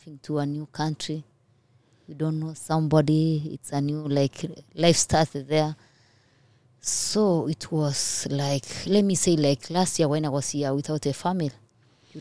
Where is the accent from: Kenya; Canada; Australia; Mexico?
Kenya; English is a second language; moved away as an adult; now in United States; I'm coming from Kenya, my English are not good like yours